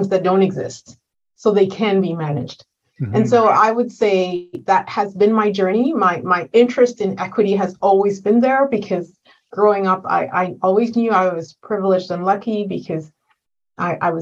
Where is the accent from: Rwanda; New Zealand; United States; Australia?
Rwanda; moved away as an adult; now in Canada; I was born in Rwanda in 1972